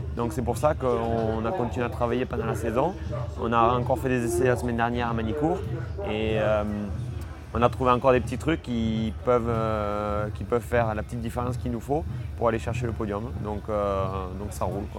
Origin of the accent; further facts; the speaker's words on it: France; je suis français